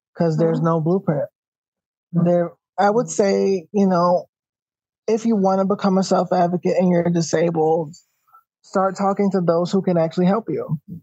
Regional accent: New York City, New York, United States; As a New Yorker, um, we know how the trains are, we know how the buses are

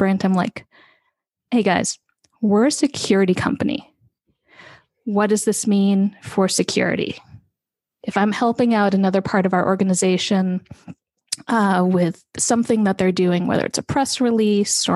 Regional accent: Bay Area, California, United States; kid who was growing up in the Bay Area

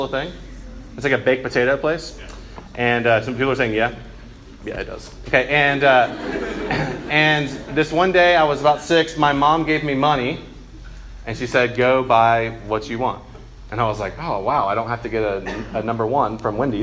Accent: Macon, Georgia, United States; I was raised by my mom, just me and my mom. And I'm from Macon, Georgia

